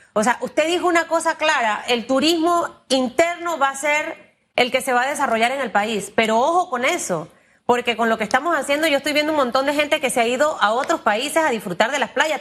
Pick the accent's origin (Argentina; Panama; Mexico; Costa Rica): Panama; como panameña